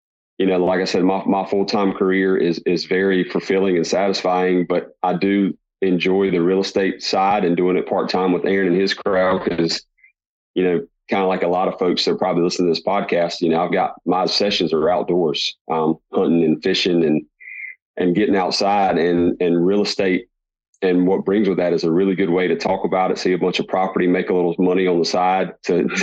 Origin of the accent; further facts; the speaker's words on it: Eastern North Carolina, United States; I'm from Eastern North Carolina, born and raised.